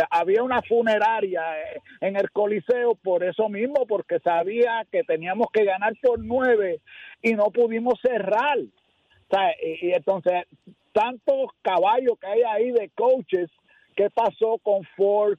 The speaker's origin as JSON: {"language": "Spanish", "town": "Arecibo", "country": "Puerto Rico", "said": "yo soy de Arecibo y tengo programa en Arecibo"}